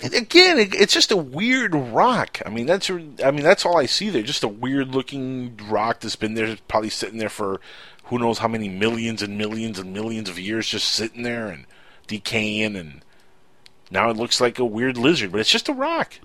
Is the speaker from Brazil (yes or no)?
no; United States; I'm an American